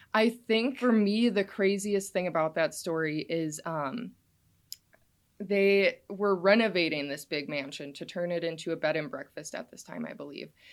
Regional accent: Kewaunee, Wisconsin, United States; also born or lived in Green Bay, Wisconsin; I was born and raised in Kewanee, Wisconsin

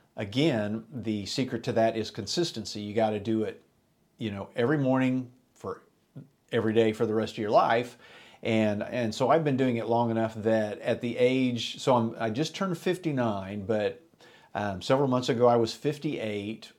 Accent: Enid, Oklahoma, United States; me and my buddies growing up in Enid, Oklahoma

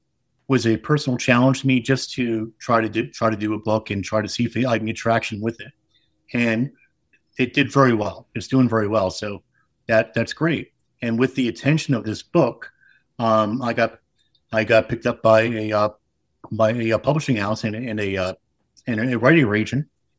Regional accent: New York City, New York, United States; now in South Carolina, United States; for a kid growing up around New York City

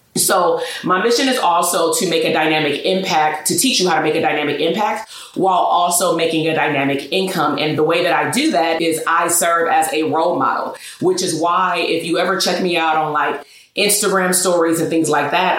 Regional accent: Portland, Oregon, United States; I was born in Portland, Oregon single parent household, father incarcerated pretty much until, you know, a couple of years ago. Um, grandparents raised me along with my mother

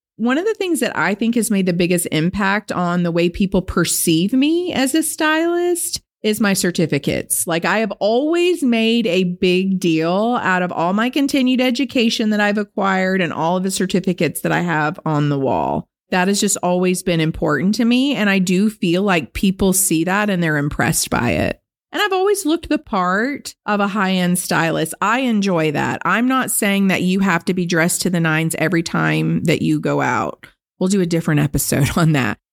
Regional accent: Benicia, California, United States; I grew up dirt poor on Bayview Circle in Benicia, California, in government housing in the ghetto

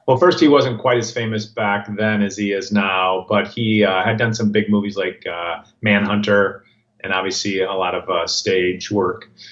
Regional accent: Minneapolis, Minnesota, United States; moved away as an adult; also born or lived in Los Angeles, California; my wife and I grew up in Minneapolis

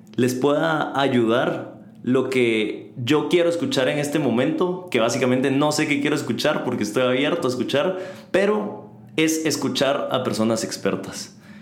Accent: Guatemala; en Guatemala, de donde yo soy

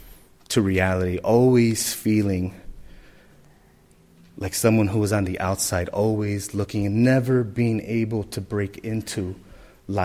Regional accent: Chicago, Illinois, United States; as a small Puerto Rican family growing up in the Humboldt Park area, we moved around a lot

